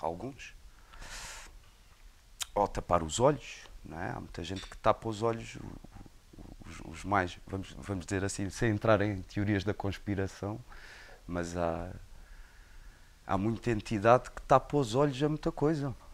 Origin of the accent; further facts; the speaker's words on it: Portugal; é português, é da minha terra. Eu conheço desde que nasci.